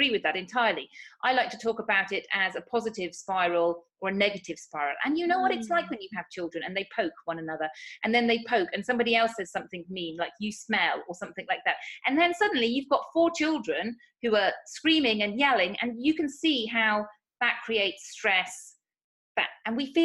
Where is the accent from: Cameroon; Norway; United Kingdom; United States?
United Kingdom; moved away as an adult; now in Spain; as you may tell from my accent, I'm from the United Kingdom. But I actually moved to Spain 8 years ago.